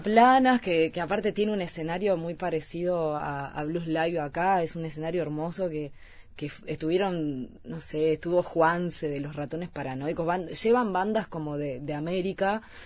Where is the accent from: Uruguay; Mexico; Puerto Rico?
Uruguay; moved away as an adult; also born or lived in Mallorca; soy cantautora uruguaya